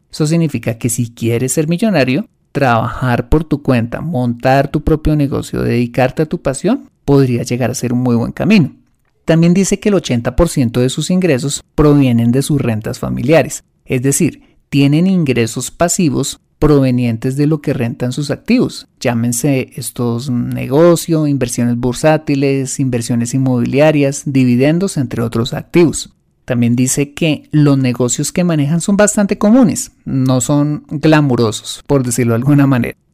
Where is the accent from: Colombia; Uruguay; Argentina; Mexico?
Colombia; lo que llamamos en mi país